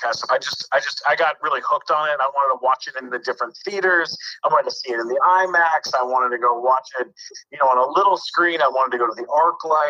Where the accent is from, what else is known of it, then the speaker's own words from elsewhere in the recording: San Diego, California, United States; moved away as an adult; also born or lived in London, Ontario, Canada; now in Los Angeles, United States; I'm from London, Ontario, Canada. I grew up in San Diego